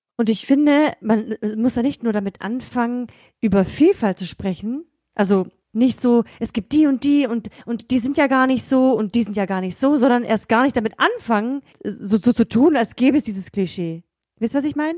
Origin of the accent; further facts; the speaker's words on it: Germany; also born or lived in Kazakhstan; bin in Kasachstan geboren und in Deutschland aufgewachsen